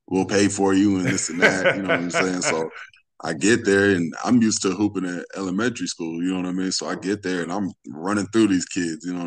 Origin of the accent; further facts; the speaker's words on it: Los Angeles, California, United States; from Los Angeles, California. Like you said, I grew up hooping on the West Coast, California, definitely. Went to Fairfax High School